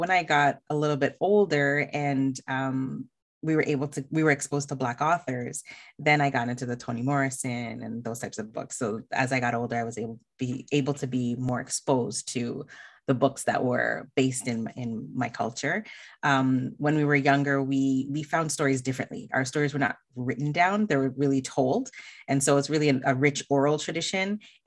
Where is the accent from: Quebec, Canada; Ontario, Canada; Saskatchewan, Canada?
Ontario, Canada; Toronto; also born or lived in Alberta; So I spent most of my time in Ontario, in Scarborough